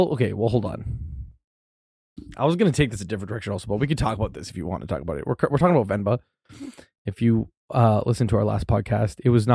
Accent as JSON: {"language": "English", "town": "Toronto", "region": "Ontario", "country": "Canada", "tie": "born or raised there", "said": "I grew up in Toronto"}